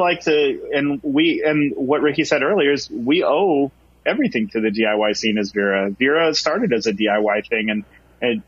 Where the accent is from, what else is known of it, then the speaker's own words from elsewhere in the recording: Bremerton, Washington, United States; I grew up in Bremerton in my high school, middle school years